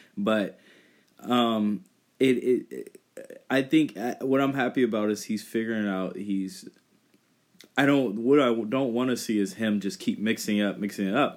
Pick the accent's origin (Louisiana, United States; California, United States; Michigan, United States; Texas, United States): California, United States; Northern; moved away; I was from Northern California